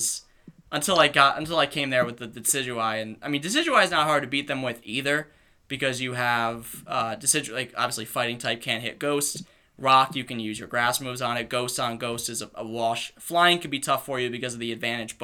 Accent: Rhode Island, United States; we're from Rhode Island

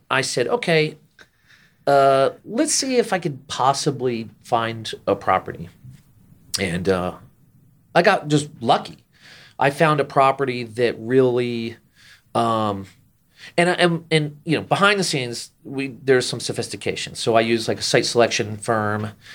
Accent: Jersey Shore, New Jersey, United States; moved away as an adult; also born or lived in Orlando, Florida; I grew up and, and spent, well, at this point, it's actually not a majority of my life, but, uh, my childhood on the Jersey Shore outside New York City

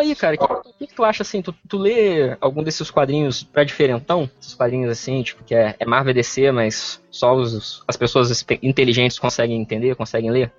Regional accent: Espírito Santo, Brazil; eu sou do Espírito Santo

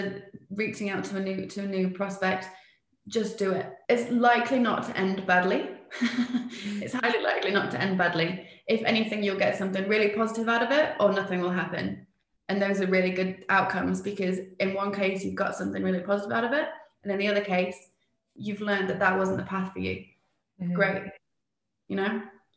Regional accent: Spain; also born or lived in England; now in New Zealand; I'm English, but I grew up in Spain and I now live in New Zealand

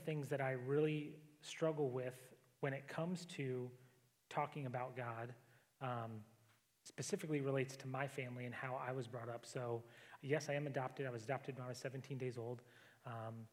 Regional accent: Alaska, United States; I grew up in Alaska, so not tons of people

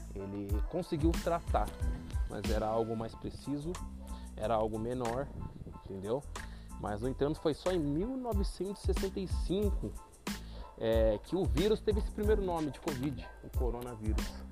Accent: Brazil; eu sou brasileiro

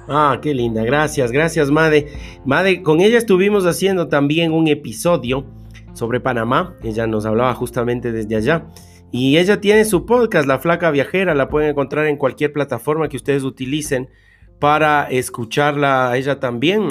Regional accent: Argentina; now in China; soy en Argentina viviendo en China

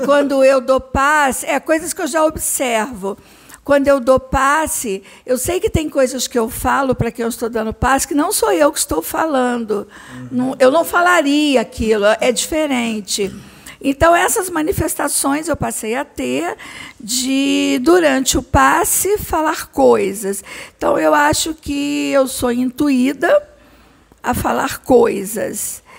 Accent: Barra Mansa, Rio de Janeiro, Brazil; moved away as an adult; now in Rio de Janeiro, Brazil; eu sou do interior, sou de Barra Mansa, e eu vim para o Rio de Janeiro estudar, então estou no Rio há muitos anos.

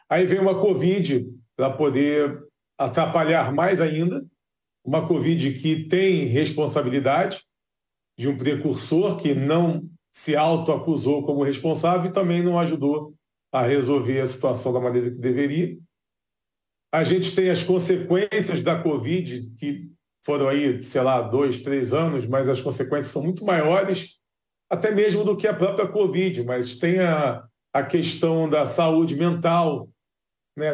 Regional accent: Rio de Janeiro, Brazil; O Rio de Janeiro, por exemplo, que é a cidade que eu nasci e cresci

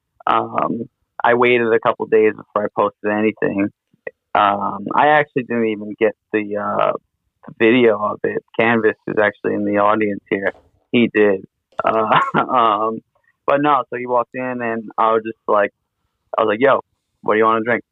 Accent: New York City, New York, United States; I'm from New York City

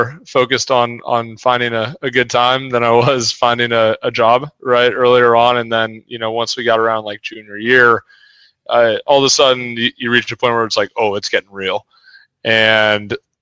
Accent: the Bay Area, California, United States; growing up in the Bay Area

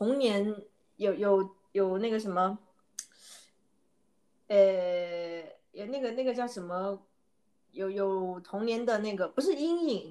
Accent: Guiyang, Guizhou, China; moved away; 我是来自贵州贵阳

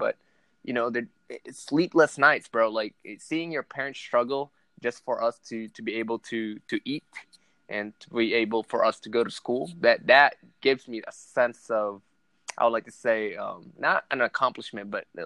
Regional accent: Caloocan, Metro Manila, Philippines; moved away; I was born and raised in the Philippines in Manila, Caloocan City

